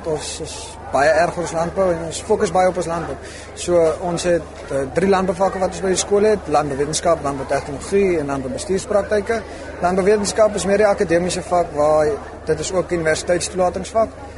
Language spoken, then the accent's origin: Afrikaans; Cape Province, South Africa; En ek kom uit die Kaap uit so ek is uit en uit Aksburg toe vir landbou